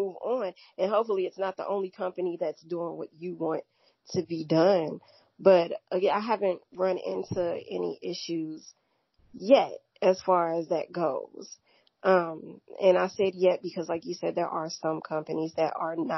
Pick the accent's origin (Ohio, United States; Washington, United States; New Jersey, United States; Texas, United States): Ohio, United States; Cleveland; moved away; also born or lived in St. Louis, Missouri; I was raised in Cleveland, Ohio